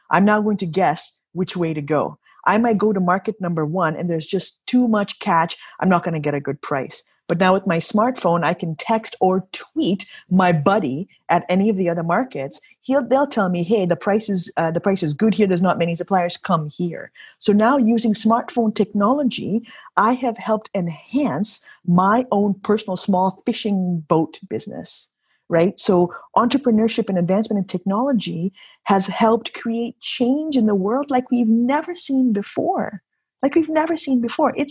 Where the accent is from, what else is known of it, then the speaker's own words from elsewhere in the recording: Kenya; now in Canada; And never in my history of being a Canadian, I immigrated to Canada in 1988 from Africa, from Kenya.